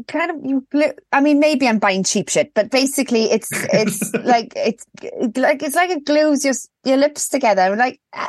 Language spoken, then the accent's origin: English; Wales, United Kingdom; So we are now British citizens love a queue, but I am also Welsh, and I feel Welsh and European.